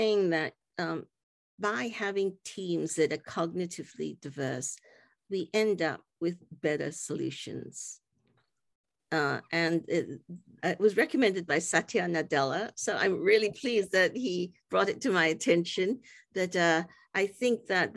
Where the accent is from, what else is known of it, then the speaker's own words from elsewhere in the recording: Singapore; I grew up in Singapore